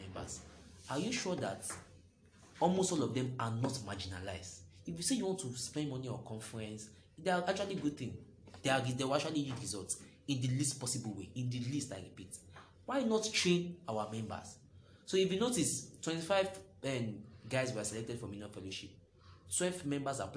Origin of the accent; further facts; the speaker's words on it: Lagos, Nigeria; I grew up in Bariga.